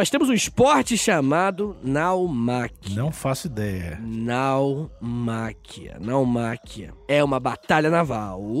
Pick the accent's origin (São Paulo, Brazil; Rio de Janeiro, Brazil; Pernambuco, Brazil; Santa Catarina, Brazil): Rio de Janeiro, Brazil; Angra dos Reis; moved away; eu sou de Angra, né? Aliás, ah, era, né?